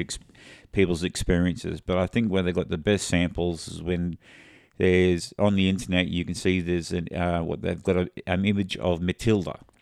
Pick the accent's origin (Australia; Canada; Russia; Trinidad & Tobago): Australia; we're Australian